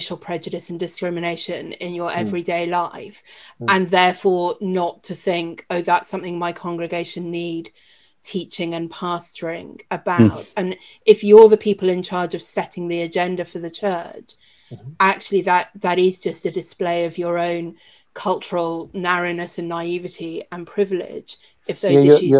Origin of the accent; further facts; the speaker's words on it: United Kingdom; as white British people, clearly there is a lot in our history to look back on and feel ashamed of.